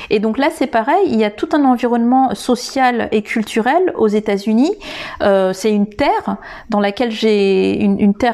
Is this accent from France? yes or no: no; Madagascar; de comment je devais penser en tant que malgache.